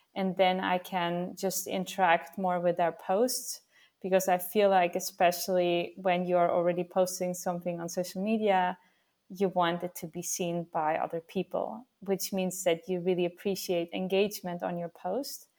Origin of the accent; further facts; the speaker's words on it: Vienna, Austria; now in Netherlands; I'm actually from Vienna, from Austria.